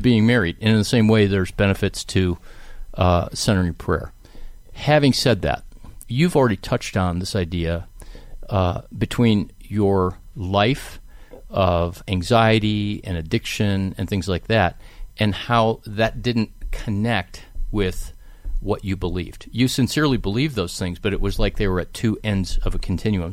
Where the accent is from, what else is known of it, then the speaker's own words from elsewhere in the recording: Cleveland, Ohio, United States; I grew up in Cleveland.